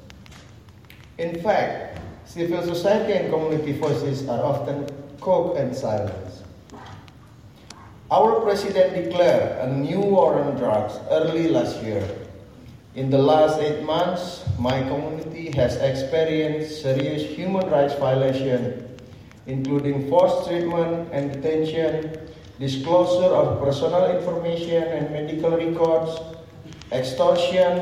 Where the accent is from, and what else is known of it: Indonesia; born or raised there